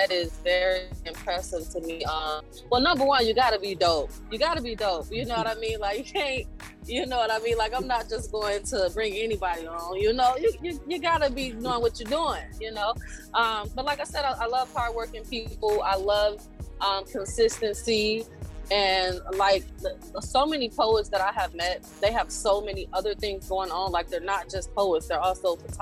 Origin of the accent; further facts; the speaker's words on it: Chicago, Illinois, United States; moved away as an adult; also born or lived in Mississippi; now in Atlanta, United States; I am from Chicago, Illinois. However, I am currently living in Atlanta, Georgia